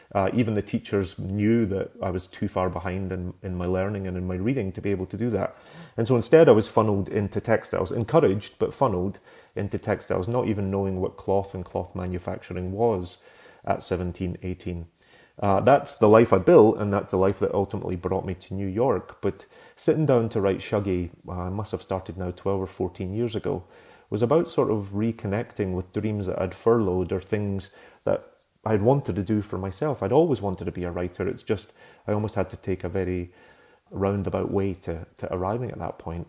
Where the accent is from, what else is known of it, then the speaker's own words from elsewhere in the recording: Glasgow, Scotland, United Kingdom; now in United States; growing up in Glasgow